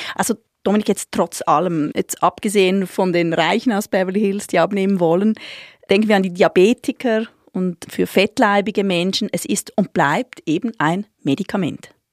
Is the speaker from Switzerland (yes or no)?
yes; Switzerland; als Schweizerin